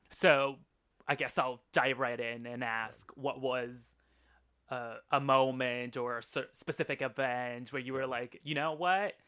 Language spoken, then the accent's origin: English; Austin, Texas, United States; also born or lived in Mexico; I grew up in Austin, and Austin compared to the rest of Texas is completely different